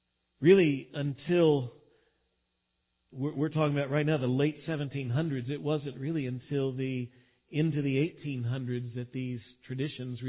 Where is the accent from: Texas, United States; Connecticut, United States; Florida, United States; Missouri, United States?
Texas, United States; being a Texan